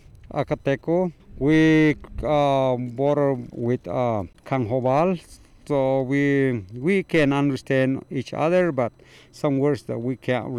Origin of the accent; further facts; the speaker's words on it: Guatemala; also born or lived in Arizona / California / Oregon / Florida; now in Alamosa, United States; I've been farming here in the farm park for a while, but I come from Guatemala originally. I've been to the States since 77, work in Arizona, California, Oregon, up in Florida for a little bit